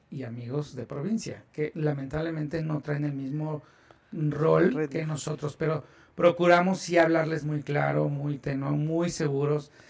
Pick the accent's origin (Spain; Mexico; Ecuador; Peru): Mexico; Y como buenos mexicanos no leemos y no entendemos bien las cosas.